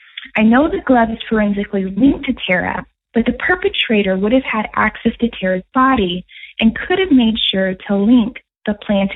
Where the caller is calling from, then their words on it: Houston, Texas, United States; I'm a listener from the Houston area.